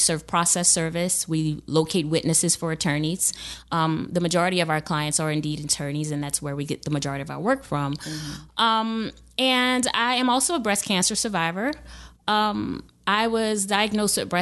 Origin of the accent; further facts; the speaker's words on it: New Orleans, Louisiana, United States; moved away as an adult; also born or lived in Lafayette, Louisiana; now in Baton Rouge, United States; I was born and raised in New Orleans